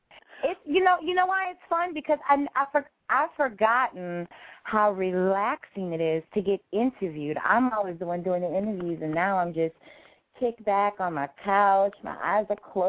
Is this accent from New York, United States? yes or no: no; New Orleans, Louisiana, United States; I'm really from New Orleans, which is like the city of great mom and pop shops